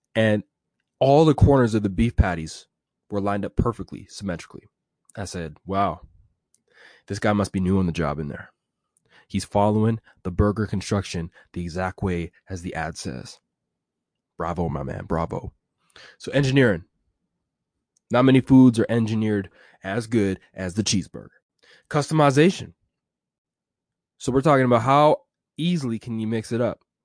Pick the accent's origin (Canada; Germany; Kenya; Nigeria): Canada; Edmonton, Alberta; I'm from Edmonton, Alberta